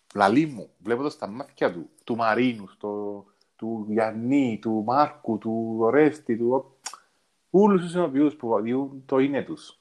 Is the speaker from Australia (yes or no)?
no; Cyprus; Είναι ο τόπος μου τούτος. Ναι, οι άνθρωποι είναι ο τόπος μου. Ε, νιώθω, τώρα νιώθω σπίτι μου, νιώθω πατρίδα μου. Κάπου δαμέ ανήκω